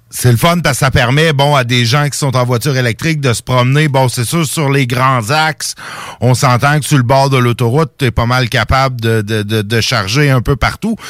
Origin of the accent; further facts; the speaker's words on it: Saint-Jérôme, Quebec, Canada; ma ville natale euh, à Saint-Jérôme dans les Laurentides